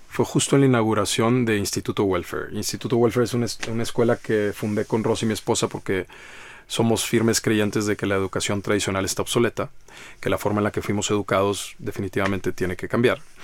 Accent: Monterrey, Nuevo León, Mexico; Yo soy de Monterrey, Nuevo León

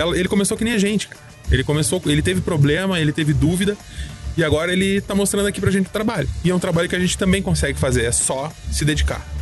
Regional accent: near Porto Alegre, Rio Grande do Sul, Brazil; eu sou de Porto Alegre. Na verdade, pertinho de Porto Alegre

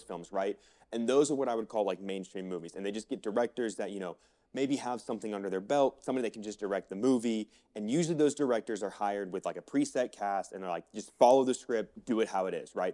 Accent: Florida, United States; now in Colorado, United States; I grew up in Florida

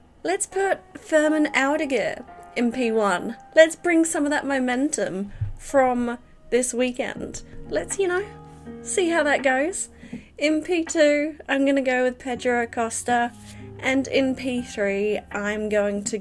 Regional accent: England, United Kingdom; now in New Zealand; I was born in England

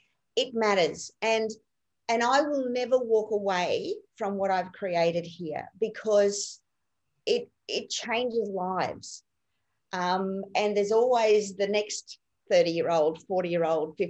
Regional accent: Rockhampton, Queensland, Australia; also born or lived in Clermont, Queensland; I basically grew up in and around the Rockhampton region on properties all around there

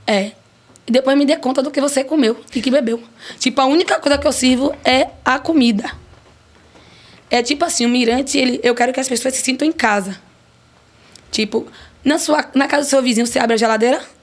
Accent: Piripiri, Piauí, Brazil; eu nasci lá em Piripiri

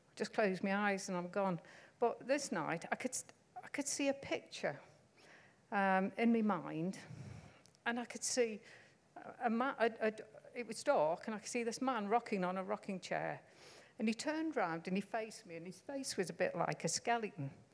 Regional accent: Stoke-on-Trent, West Midlands, United Kingdom; I can't say that word because I come from Stoke-on-Trent.

